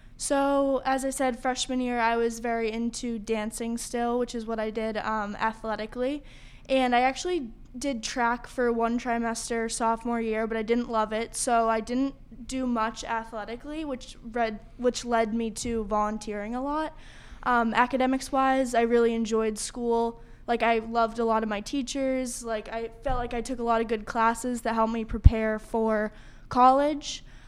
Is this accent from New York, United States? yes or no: no; North Andover, Massachusetts, United States; also born or lived in Gloucester, Massachusetts; I moved to North Andover when I was five years old from Gloucester, Massachusetts, and I attended Kittredge Elementary School in North Andover